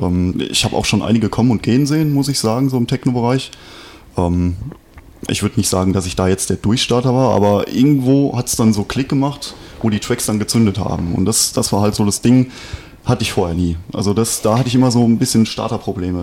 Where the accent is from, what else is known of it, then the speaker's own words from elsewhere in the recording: Westerwald, Rhineland-Palatinate, Germany; bei uns im Westerwald